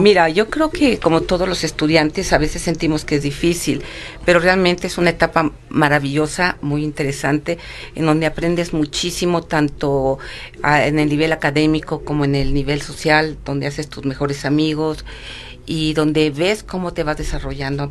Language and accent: Spanish; Mexico City, Mexico; moved away as an adult; now in San Luis Potosí, Mexico; soy originaria del Distrito Federal